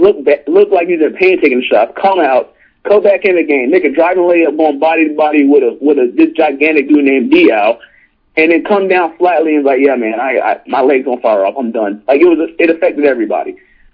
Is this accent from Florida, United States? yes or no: yes; Central Florida, United States; I grew up in Central Florida. I played ball in the sun.